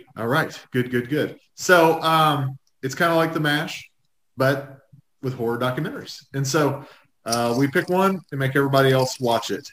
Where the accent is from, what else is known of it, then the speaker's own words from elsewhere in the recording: United States; I grew up on the Indiana state line, so we got Dayton stations